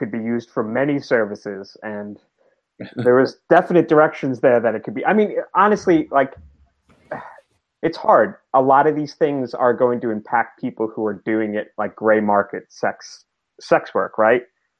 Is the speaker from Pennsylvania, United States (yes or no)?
no; New York, United States; As a New Yorker, I'm done with that.